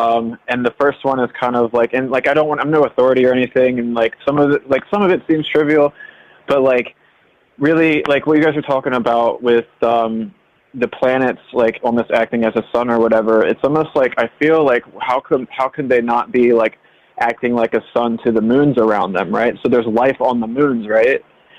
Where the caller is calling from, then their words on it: Delaware, United States; I'm calling from Delaware.